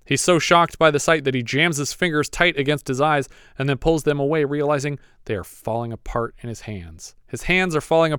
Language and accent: English; Camarillo, California, United States; If this was me in my hometown of Camarillo where we live right now